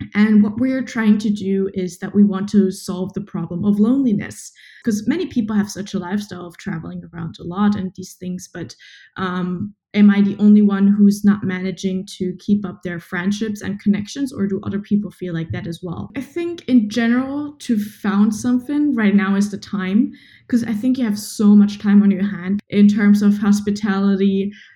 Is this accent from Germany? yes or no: yes; Germany; also born or lived in Berlin; from Germany